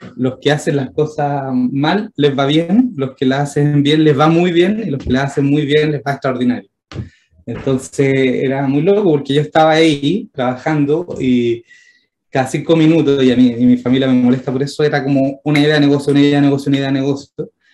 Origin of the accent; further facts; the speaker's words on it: Santiago, Santiago Metropolitan Region, Chile; siendo santiaguino